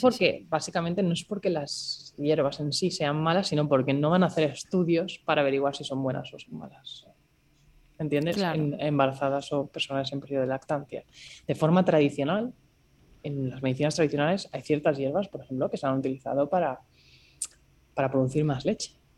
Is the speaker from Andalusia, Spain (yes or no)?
no; Barcelona, Catalonia, Spain; moved away as an adult; also born or lived in Singapore; soy de Barcelona